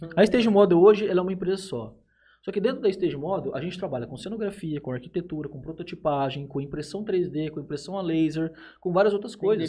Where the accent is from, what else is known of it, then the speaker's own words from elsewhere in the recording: Jales, São Paulo, Brazil; a gente é de Jales